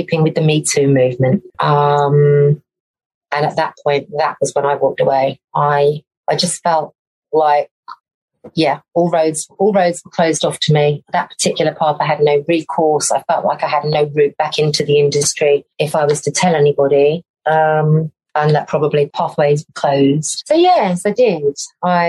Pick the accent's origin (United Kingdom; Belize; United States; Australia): United Kingdom; Essex, East of England; moved away; I moved back to Essex